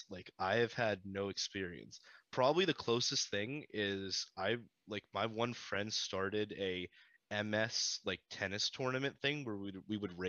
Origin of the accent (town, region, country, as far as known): Hollidaysburg and Altoona, Pennsylvania, United States; born or raised there